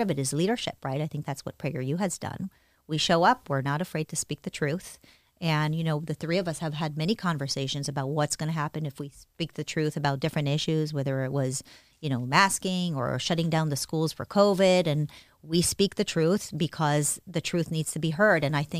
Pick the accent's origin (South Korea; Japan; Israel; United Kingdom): Israel; also born or lived in United States; I was born in the States. My parents were both very good to me. It's not that I experienced any sort of abuse ever, but things were tough. My mom raised me on her own. She was a single mother. We moved from the United States to Israel.